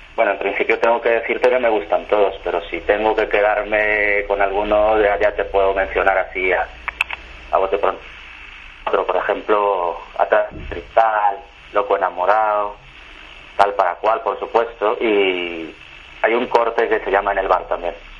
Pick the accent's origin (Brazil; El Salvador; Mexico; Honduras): Mexico; now in Valencia, Spain; soy un chico mexicano, de origen español, que vivo desde hace mucho tiempo en España, en Valencia